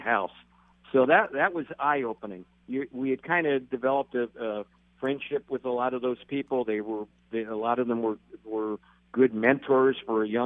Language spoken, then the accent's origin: English; Philadelphia, Pennsylvania, United States; moved away as an adult; I grew up in Philadelphia. I'm from the East Coast originally.